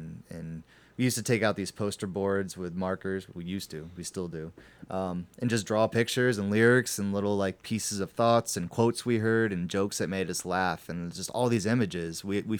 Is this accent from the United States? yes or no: yes; Atlanta, Georgia, United States; When I was growing up in Atlanta, we listened to a lot of ….